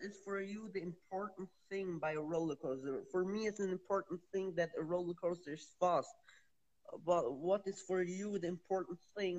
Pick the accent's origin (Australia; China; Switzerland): Switzerland; I'm from Switzerland.